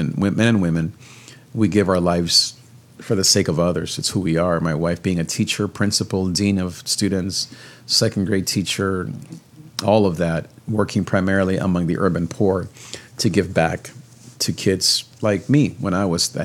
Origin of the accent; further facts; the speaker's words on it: Nicaragua; I'm from Nicaragua